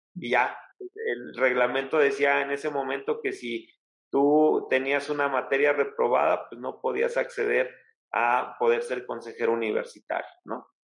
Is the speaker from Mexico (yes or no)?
yes; Alzayanca, Tlaxcala, Mexico; mi pueblo, que es el municipio de Alzayanca, la capital del estado